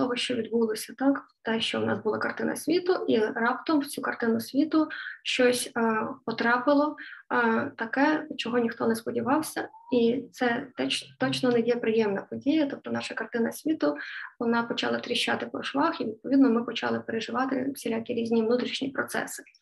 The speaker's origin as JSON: {"language": "Ukrainian", "town": "Lviv", "region": "Lviv Oblast", "country": "Ukraine", "said": "Я зі Львова … і з вами традиційні щоденні п'ятихвилинки психологічної грамотності української."}